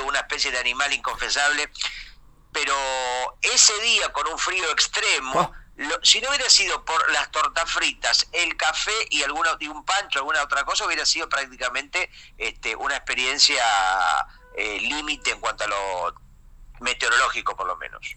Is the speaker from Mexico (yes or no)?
no; Argentina; siendo argentino